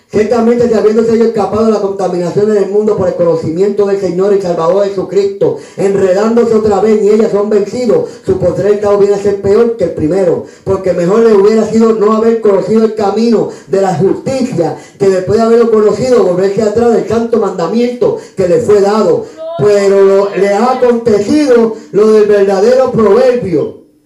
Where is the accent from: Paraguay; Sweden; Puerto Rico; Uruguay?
Puerto Rico; San Juan; nací en Río Piedra